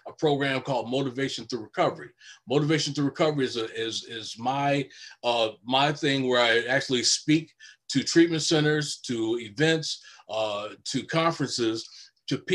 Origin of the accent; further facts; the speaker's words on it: Chicago, Illinois, United States; moved away as an adult; now in Minnesota, United States; Originally born and raised in Chicago, now currently lived in Minnesota, where I've lived for over 30 years now